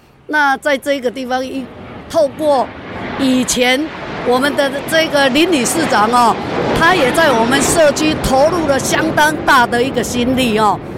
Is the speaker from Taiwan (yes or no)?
yes; Taitung City, Taitung County, Taiwan; 我在这里长大，今年六十几了，嘿，那对整个富冈可以说也算了若指掌。